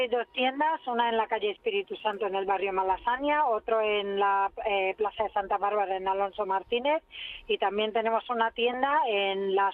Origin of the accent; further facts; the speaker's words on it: India; also born or lived in Africa / Europe; soy de origen de la India, pero también me he criado en África, he vivido en Europa y me encanta viajar.